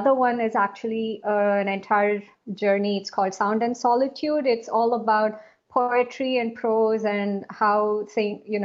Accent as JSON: {"language": "English", "region": "South India", "country": "India", "also_born_or_lived": "Asia / Middle East", "moved": "yes", "lives_now": "Singapore", "said": "I am originally from India, from South India, and I am currently based in Singapore"}